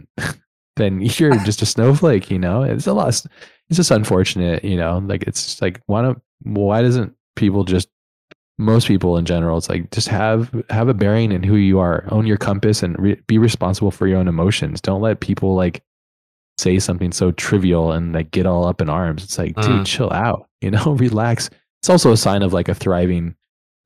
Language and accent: English; United States; I'm American through and through